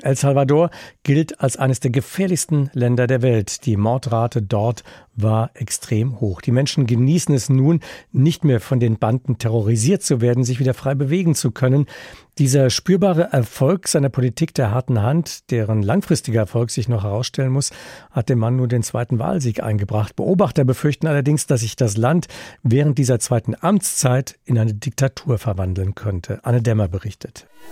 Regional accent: Germany; bei uns in Deutschland

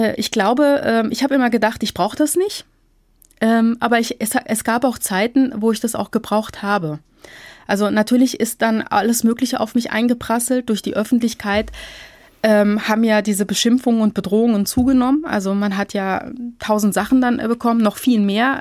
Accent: Marburg, Hesse, Germany; moved away as an adult; now in Frankfurt, Germany; Ich bin in Marburg geboren und aufgewachsen, habe dort mein Abitur gemacht

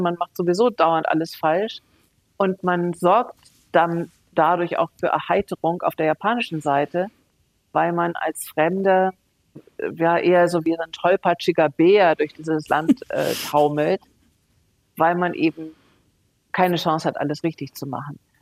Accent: Hanover, Lower Saxony, Germany; now in Munich, Germany; Das ist auch mein Geburtsort Hannover, genauso wie Bayern, wo ich seit über 30 Jahren jetzt lebe, München

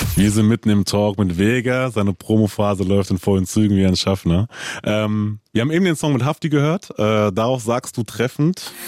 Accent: Frankfurt, Hesse, Germany; ich bin auch in Frankfurt groß geworden

